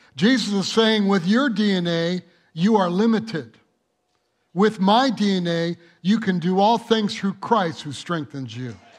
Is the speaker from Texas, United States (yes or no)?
no; Michigan, United States; now in El Monte, United States; I grew up in Michigan where you had the four seasons